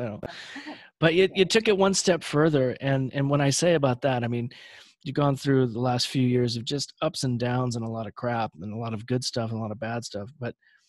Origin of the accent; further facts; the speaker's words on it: Los Angeles, California, United States; I'm from Los Angeles